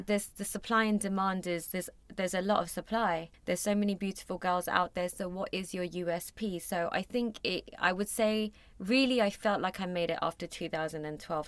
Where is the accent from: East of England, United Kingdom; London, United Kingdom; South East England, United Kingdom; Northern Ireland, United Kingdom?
London, United Kingdom; moved away as an adult; also born or lived in Mumbai, India; I was born and raised in London, was in boarding school for a few years when I was younger